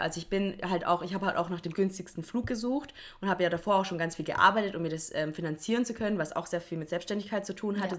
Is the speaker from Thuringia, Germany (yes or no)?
no; Swabia, Baden-Württemberg, Germany; ich komme ja auch aus dem Schwabenland